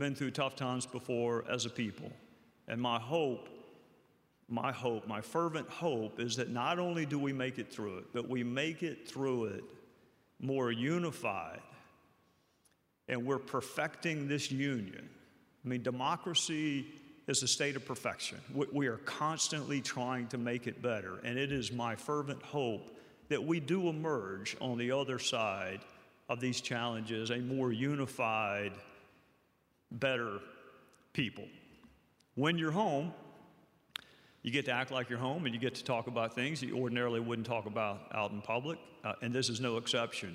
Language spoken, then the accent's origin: English; South Carolina, United States; my home state of South Carolina